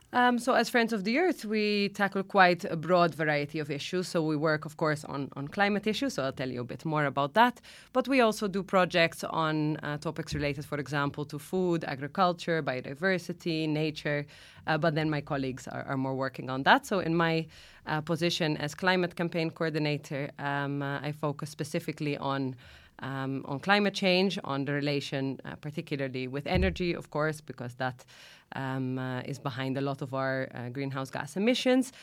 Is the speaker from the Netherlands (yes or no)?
yes; Netherlands; moved away as an adult; now in Malta; I'm originally from the Netherlands, uh, actually, but I came to Malta just over ten years ago now.